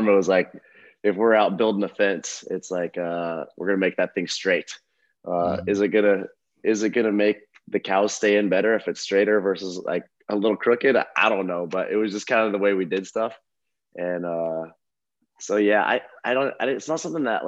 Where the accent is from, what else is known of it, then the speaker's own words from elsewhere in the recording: Eastern Oregon, United States; I grew up in Eastern Oregon, kind of all over.